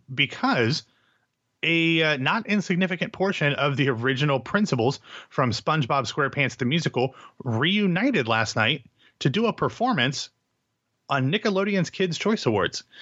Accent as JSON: {"language": "English", "town": "Columbus", "region": "Ohio", "country": "United States", "tie": "born or raised there", "said": "my hometown of Columbus, Ohio"}